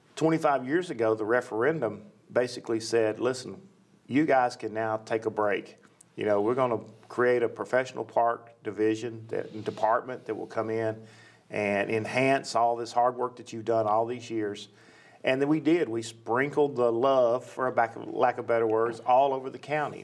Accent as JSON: {"language": "English", "town": "Nashville", "region": "Tennessee", "country": "United States", "tie": "born or raised there", "said": "I grew up in Nashville, and uh, West Nashville to be specific"}